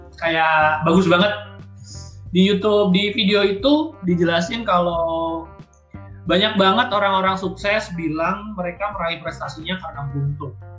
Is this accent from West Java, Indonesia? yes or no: no; East Java, Indonesia; moved away as an adult; now in Bandung, Indonesia; aku dari Jawa Timur